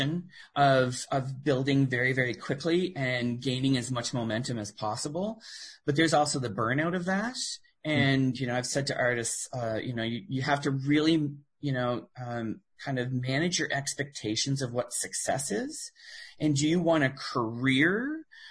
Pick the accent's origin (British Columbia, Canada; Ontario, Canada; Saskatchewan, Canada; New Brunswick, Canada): New Brunswick, Canada; Miramichi; moved away as an adult; also born or lived in Fredericton, New Brunswick / Toronto; now in Nova Scotia, Canada; I was born in Miramichi, New Brunswick, back before it was amalgamated, when it was still Newcastle and Chatham